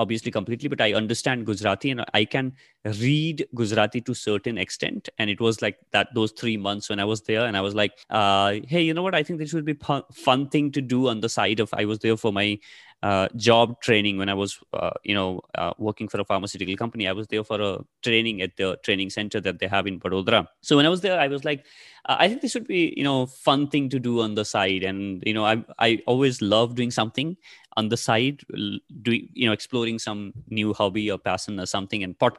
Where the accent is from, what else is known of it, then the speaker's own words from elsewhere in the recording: Nepal; first language ne; English is a second language; moved away as an adult; now in Delhi, India; So I come from Nepal. I'm originally from Nepal. My parents, my parents are from Nepal. And I've studied till my 12th in Nepal. So that's why, you know, that's my mother tongue.